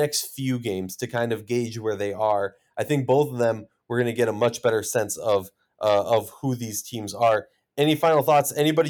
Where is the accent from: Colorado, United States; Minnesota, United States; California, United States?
Minnesota, United States; my hometown team, Minnesota Lynx